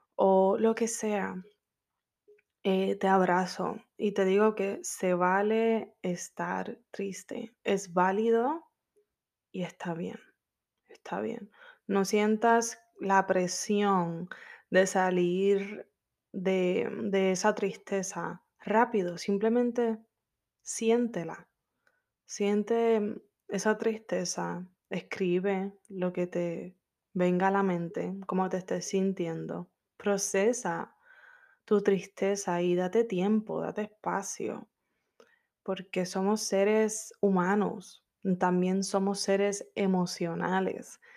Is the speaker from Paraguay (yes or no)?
no; Puerto Rico; moved away as an adult; now in Orlando, United States; Yo soy caribeña, soy de PR